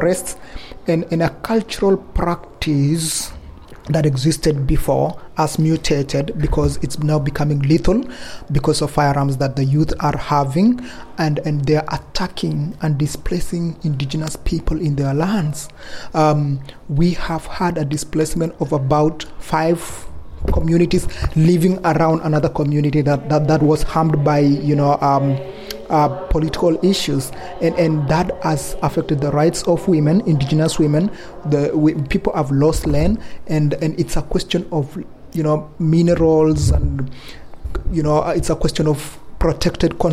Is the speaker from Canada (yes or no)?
no; Kenya; I come from Kenya, and I come from Endorois people.